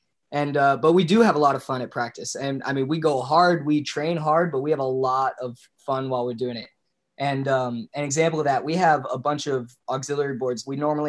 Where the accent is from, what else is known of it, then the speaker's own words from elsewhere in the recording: Knoxville, Tennessee, United States; moved away; I'm from Knoxville, Tennessee.